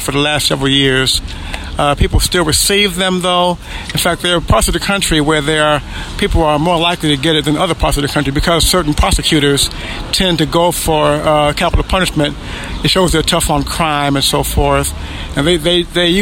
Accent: Cleveland, Ohio, United States; now in Findlay, United States; I'm from Cleveland, Ohio, but I live now in Findlay, Ohio

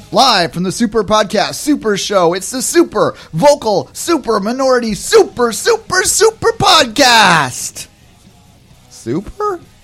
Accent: England, United Kingdom; now in Canada; I'm English

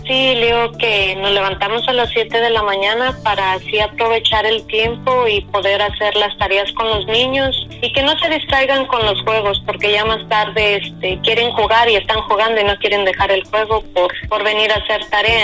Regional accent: La Huacana, Michoacán, Mexico; moved away as an adult; now in Las Vegas, United States; yo soy de un pueblo que se llama La Huacana

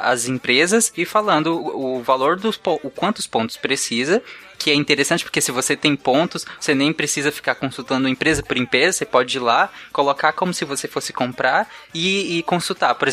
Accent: Bahia, Brazil; eu, eu sou eu, baiano, viu?

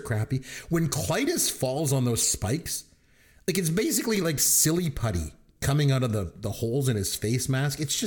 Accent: Canada; I'm from Canada

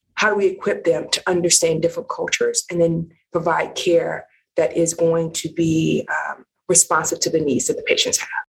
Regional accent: Cleveland, Ohio, United States; also born or lived in Michigan; grew up in the Midwest, um, Cleveland, Ohio

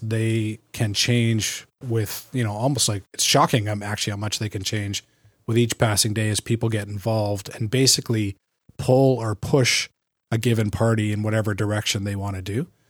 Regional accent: Canada; also born or lived in California; I'm a Canadian

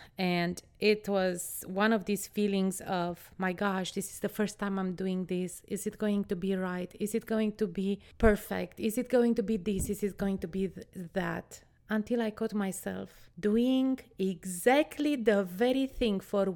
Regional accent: Romania; I was born in Romania, a country that was under a communist dictatorship until 1989. I think I was 10 or 11 when the communist was eradicated

